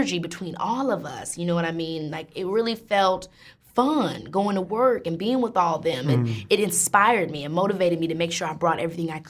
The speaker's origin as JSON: {"language": "English", "region": "Illinois", "country": "United States", "said": "I'm from Illinois, a rural south suburb, suburban town"}